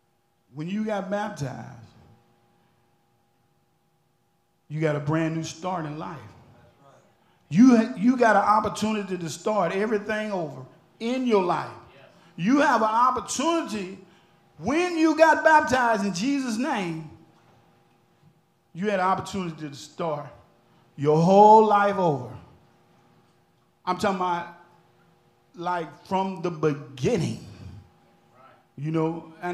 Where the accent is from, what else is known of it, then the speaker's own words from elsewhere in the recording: Alexandria, Louisiana, United States; That's why I'm here. I come way from Alexandria, Louisiana.